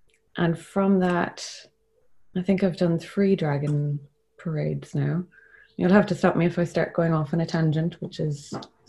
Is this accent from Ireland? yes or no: yes; Cork, Munster, Ireland; I'm from Cork and always lived in Cork.